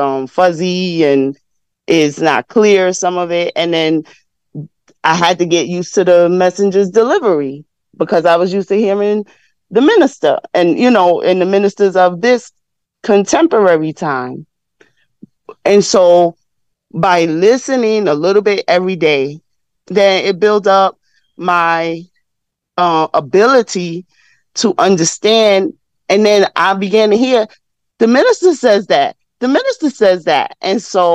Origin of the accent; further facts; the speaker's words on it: New York, United States; I'm in my 50s, so and I'm from New York